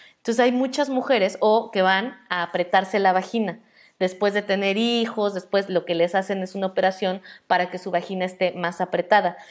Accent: Mexico; Nosotras, las mujeres mexicanas, por más blancas que seamos en nuestro contexto

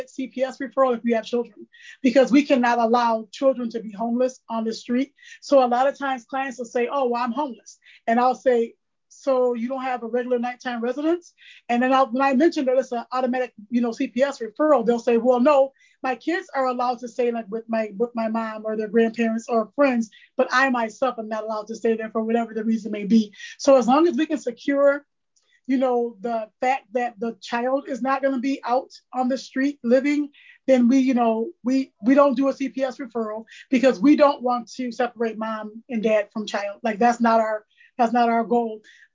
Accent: Baton Rouge, Louisiana, United States; now in Port Huron, United States; I was born in Baton Rouge, Louisiana, so I'm from the South, but I reside in Port Huron, Michigan.

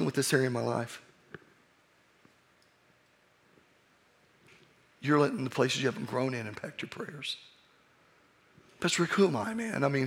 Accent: Oklahoma, United States; I'm from Oklahoma

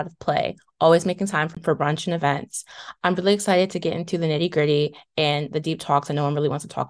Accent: DC-Maryland-Virginia area, United States; I'm from the DMV area.

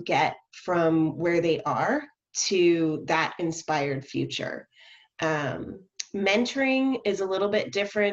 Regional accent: Southern California, United States; now in Portland, United States; I grew up in Southern California.

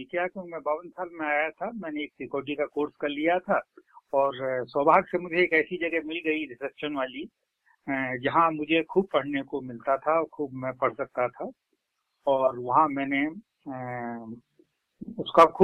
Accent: Uttar Pradesh, India; मेरा जन्म तो मेरे ननिहाल में हुआ लेकिन मैं पढ़ा पूरे उत्तर प्रदेश में बहुत सारी जगह

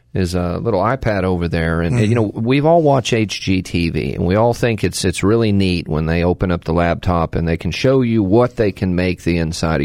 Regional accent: Texas, United States; now in North Carolina, United States; I'm from Texas

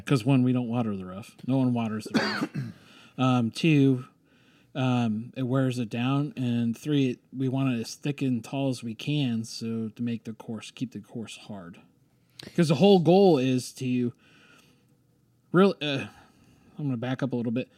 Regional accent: Ohio, United States; moved away as an adult; also born or lived in San Francisco; now in Stillwater, United States; growing up in Ohio, being on the high school golf team

